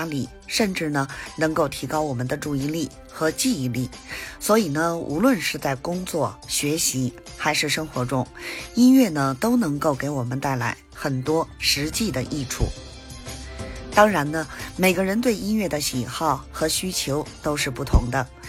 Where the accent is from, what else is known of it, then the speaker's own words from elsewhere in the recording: Beijing, China; 咱们下期节目再